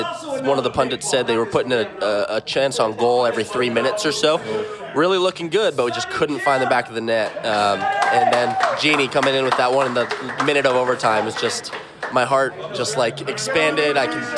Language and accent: English; United States; as an American